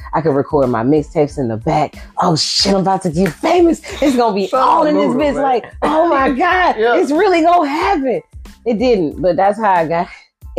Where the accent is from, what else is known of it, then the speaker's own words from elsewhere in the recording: Shreveport, Louisiana, United States; also born or lived in Ohio; But I spent 10 years in Ohio. But I'm from Shreveport. I'm talking born, raised, and went to college, period.